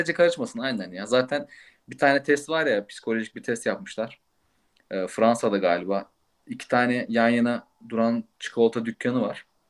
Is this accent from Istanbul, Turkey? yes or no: no; İzmir, Turkey; now in Munich, Germany; İzmir doğumluyum.